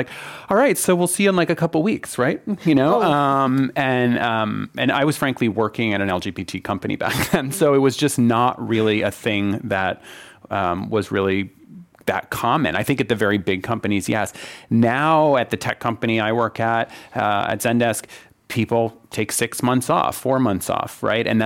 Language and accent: English; Northeast, United States; moved away; I was brought up in the Northeast